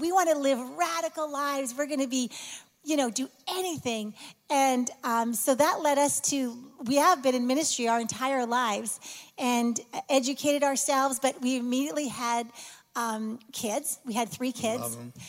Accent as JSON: {"language": "English", "country": "Canada", "said": "I'm from Canada, and he's from Michigan, but we met in Dallas."}